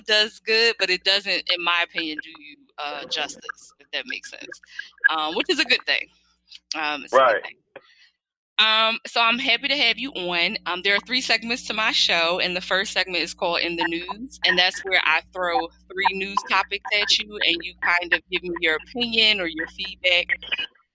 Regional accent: Philadelphia, Pennsylvania, United States; growing up in Philly

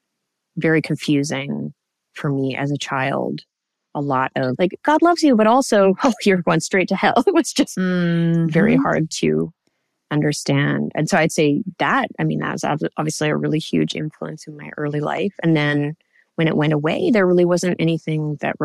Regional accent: Canada; I grew up in Canada

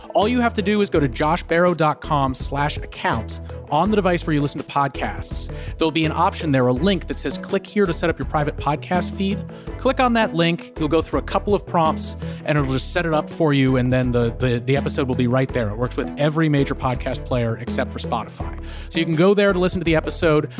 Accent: New England, United States; I'm from New England

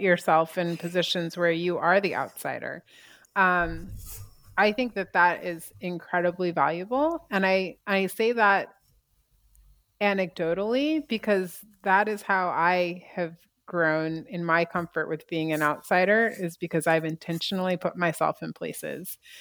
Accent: United States; moved away as an adult; also born or lived in China; I've been back in my home country

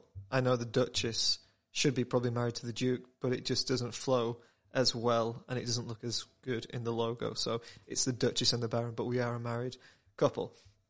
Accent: England, United Kingdom; I am British, I am from England

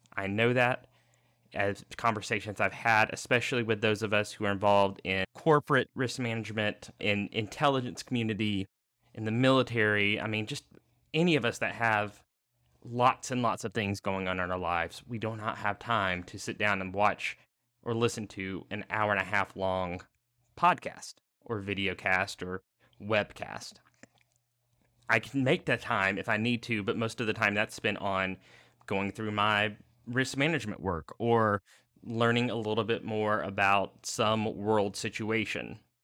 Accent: the South, United States; Growing up in the South and relatively lower middle class, county

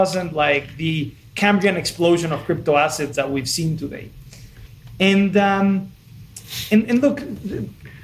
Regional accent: Mexico City, Mexico; moved away as an adult; also born or lived in United States / San Francisco; I'm originally from Mexico. I was born and raised in Mexico City, and then I went to college to the States.

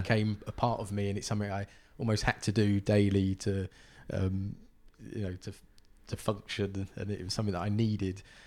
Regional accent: London, United Kingdom; also born or lived in County Durham; growing up in Southeast London

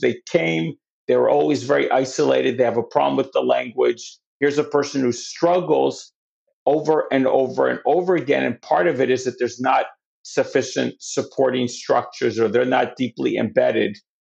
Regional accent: New York City, New York, United States; I'm from New York

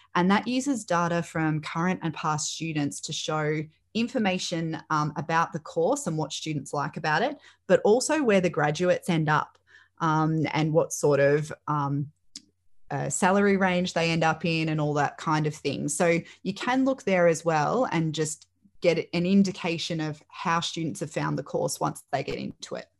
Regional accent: Melbourne, Victoria, Australia; I grew up in the Northwest

